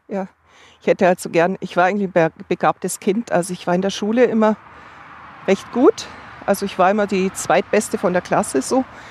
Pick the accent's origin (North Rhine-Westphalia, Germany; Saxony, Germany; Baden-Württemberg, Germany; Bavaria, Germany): Bavaria, Germany; Upper; moved away as an adult; also born or lived in Munich; now in Augsburg, Germany; ich komme aus Oberbayern